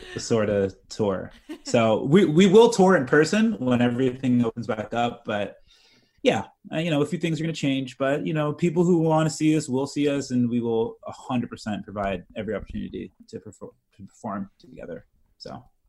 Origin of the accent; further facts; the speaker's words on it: United States; I'm American.